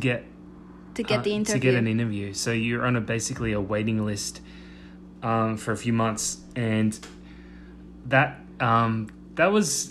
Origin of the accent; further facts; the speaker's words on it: Australia; moved away as an adult; also born or lived in Sydney, Australia; now in United States; as an Australian